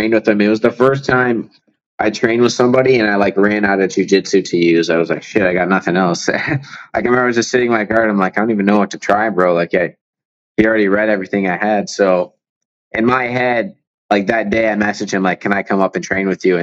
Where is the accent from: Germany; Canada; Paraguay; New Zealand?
Canada; Windsor, Ontario; I grew up in Windsor